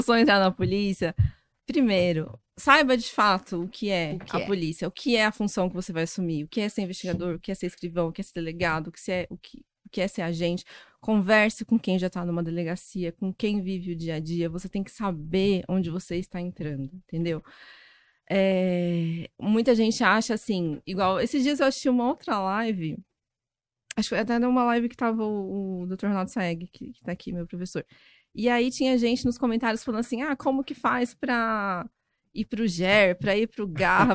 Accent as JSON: {"language": "Portuguese", "region": "Goiás", "country": "Brazil", "also_born_or_lived": "Goiânia", "moved": "as an adult", "lives_now": "São Paulo, Brazil", "said": "eu sou goiana, fiz faculdade em Goiás. E só que eu já tinha morado em São Paulo na uma parte da infância, da adolescência"}